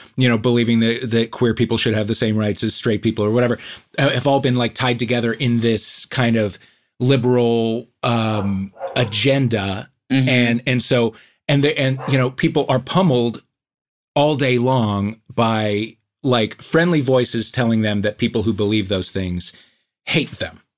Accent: St. Louis, Missouri, United States; I grew up in St. Louis

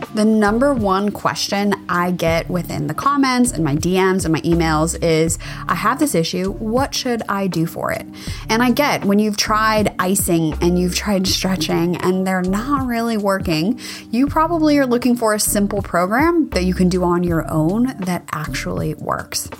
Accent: California, United States; I grew up in California

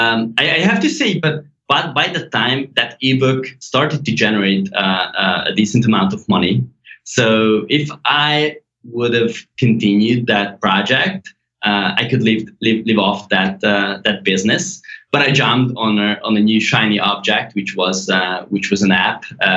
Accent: Hungary; English is a second language; So I was born and raised in Hungary.

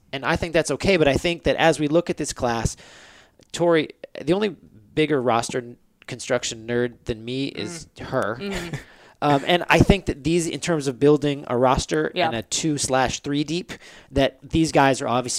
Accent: San Diego, California, United States; I'm from San Diego.

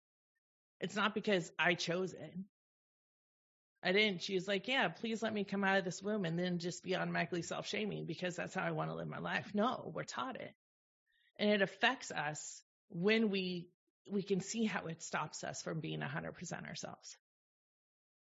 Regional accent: the Bay Area, California, United States; I grew up in the Bay Area

